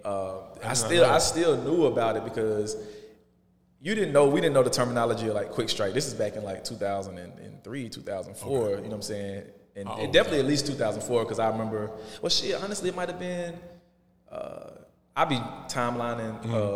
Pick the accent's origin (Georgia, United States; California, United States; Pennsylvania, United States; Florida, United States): Georgia, United States; Atlanta; I grew up in Shady Park on the South Side